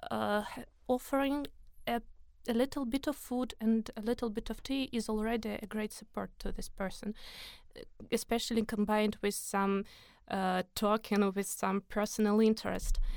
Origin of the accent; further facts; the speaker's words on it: Moscow, Russia; English is a second language; so I am from Moscow.